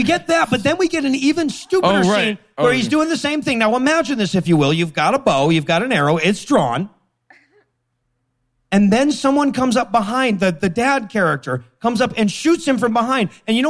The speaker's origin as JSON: {"language": "English", "town": "Leeds", "region": "Yorkshire and the Humber", "country": "United Kingdom", "tie": "born or raised there", "said": "I'm growing up in Leeds."}